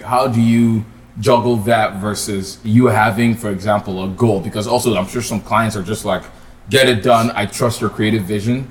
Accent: Nigeria; moved away; I'm originally from Nigeria

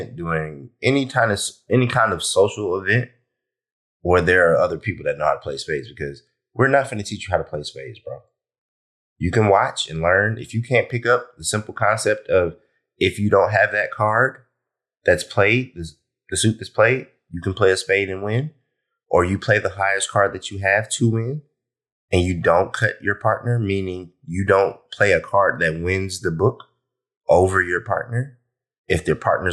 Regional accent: Columbus, Georgia, United States; I'm from Georgia. If you know me, from Columbus, Georgia, not from Atlanta

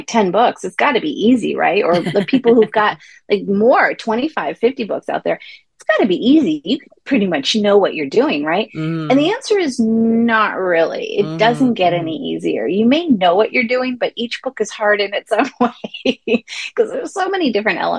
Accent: Santa Cruz, California, United States; also born or lived in Greece; I grew up in Santa Cruz

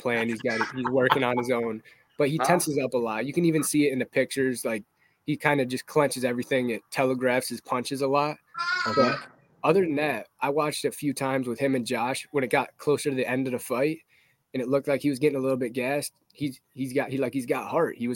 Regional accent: Baldwinsville, New York, United States; I'm from Baldwinsville, New York. It's near Syracuse

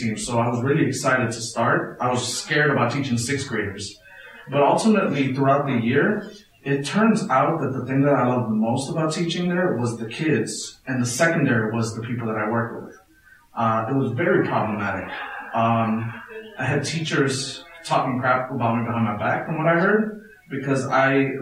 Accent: Chicago, Illinois, United States; I grew up in Little Village

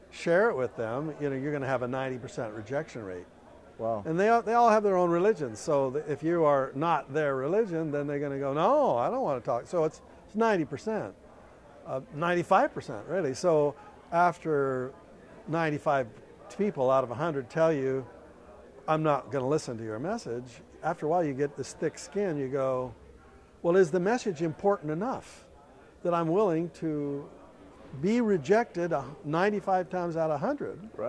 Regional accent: Canada; moved away; I'm from Canada. Originally. From Canada. I'm an immigrant.

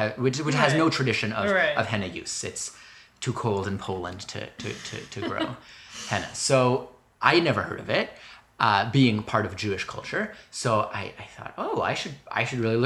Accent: Canada; moved away as an adult; also born or lived in Boston; I'm from Canada, mm-hmm. I am an international student, obviously, in Boston

